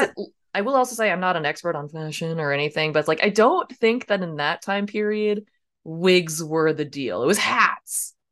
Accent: United States; I grew up near Washington, D C

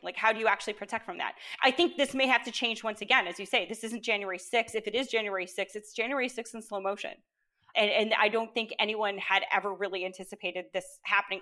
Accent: Canada

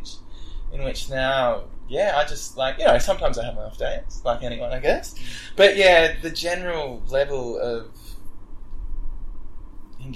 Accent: Wagga Wagga, New South Wales, Australia; I grew up in Wagga

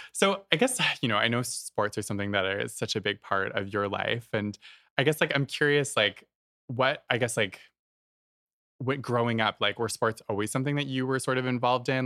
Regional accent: East Coast of Canada, Canada; I grew up in the East Coast of Canada

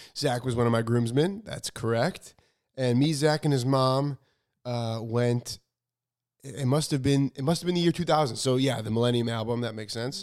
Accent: Chicago, Illinois, United States; moved away as an adult; also born or lived in New York; now in California, United States; I grew up in Chicago and my grandma had a house in Florida.

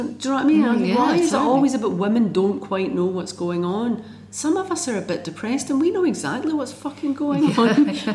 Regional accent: London, United Kingdom; now in Scotland, United Kingdom; I grew up in South London and I came to Scotland

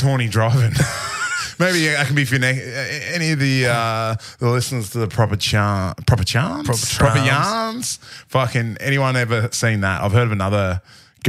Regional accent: Port Macquarie, New South Wales, Australia; I grew up in Port Macquarie

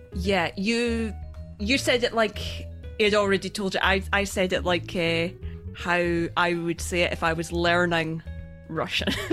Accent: Scotland, United Kingdom; accent: Scottish

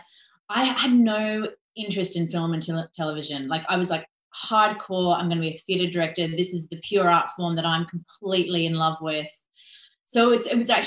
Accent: Hong Kong; moved away as an adult; also born or lived in Florida; When I was growing up in Hong Kong, I was always doing musicals as a kid

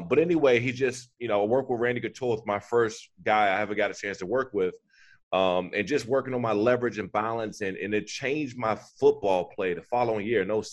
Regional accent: Prince George's County, Maryland, United States; I grew up in Prince George's County, Maryland, in Washington, D.C.

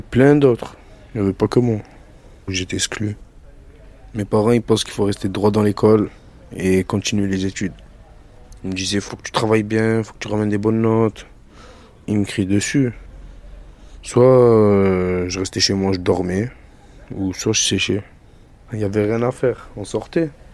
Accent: Marseille, Provence-Alpes-Côte d'Azur, France; also born or lived in Algeria; je viens de Marseille et j'ai grandi là-bas. J'ai grandi dans le centre-ville de Marseille

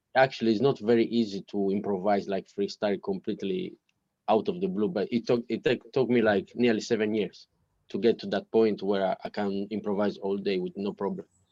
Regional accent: Italy; English is a second language; moved away as an adult; now in London, United Kingdom; when I was in, in, Italy, I didn't speak English before

